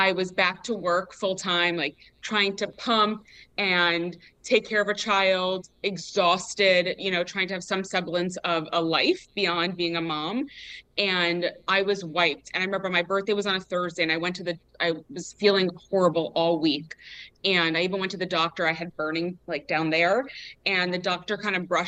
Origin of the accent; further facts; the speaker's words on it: New York, United States; I was born in New York